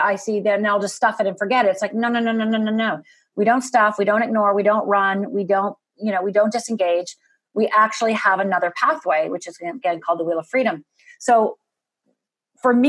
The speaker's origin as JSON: {"language": "English", "country": "United States", "said": "I'm from Upper Michigan, Upper Minnesota"}